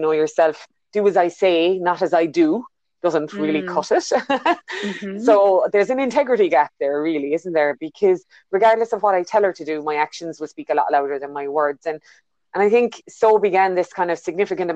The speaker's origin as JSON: {"language": "English", "country": "Ireland", "tie": "born or raised there", "moved": "as an adult", "lives_now": "New Zealand", "said": "you can hear by my accent, I'm not originally a New Zealander. I was born in Ireland and I've been in New Zealand just over 10 years ago now"}